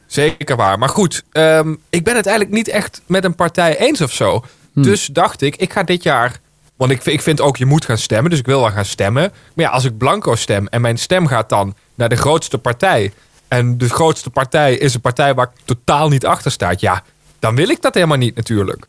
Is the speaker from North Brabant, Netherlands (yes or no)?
no; Heerlen, Limburg, Netherlands; now in Baarn, Netherlands; Ik woon in Baren, maar ik kom uit, eh, ik kom uit Hoensbroek in Heerlen.